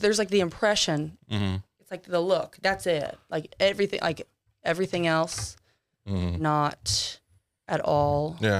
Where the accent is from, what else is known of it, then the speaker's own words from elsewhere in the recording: Texas, United States; Yeah, I'm a Texan.